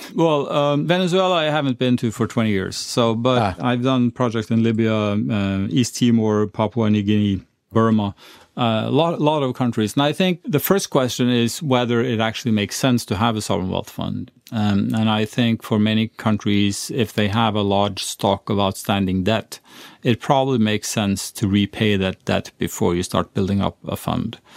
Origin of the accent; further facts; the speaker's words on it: Sweden; now in Norway; I was born in Sweden, but I'm glad I live in Norway